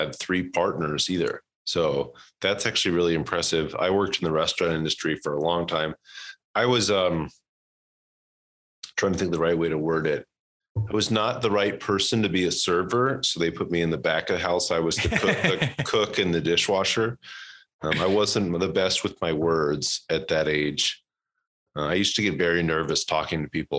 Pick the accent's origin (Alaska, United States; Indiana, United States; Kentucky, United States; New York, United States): Kentucky, United States; Louisville; now in Texas, United States; I'm from Louisville, Kentucky. I didn't pick it. Went to high school with this guy